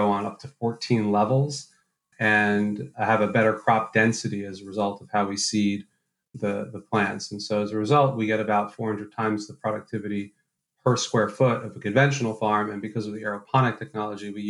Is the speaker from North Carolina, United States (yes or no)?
no; New York City, New York, United States; I'm actually born and raised in New York City, but I'm actually a fifth generation New Yorker